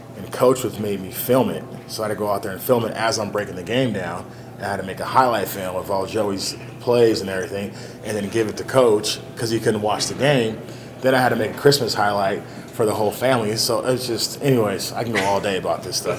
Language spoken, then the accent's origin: English; California, United States; moved away as an adult; now in Baton Rouge, United States; I'm from California